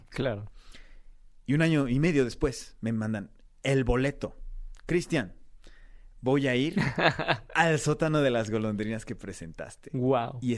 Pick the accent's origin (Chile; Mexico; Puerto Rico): Mexico; si yo les decía vengo de México, uy, secuestros, uy, mafia, uy, drogas, uy, delincuencia, uy, todo lo malo.